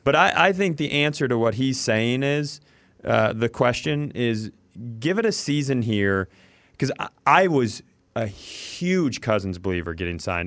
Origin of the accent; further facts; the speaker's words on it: Worthington, Minnesota, United States; I grew up in Worthington, Minnesota.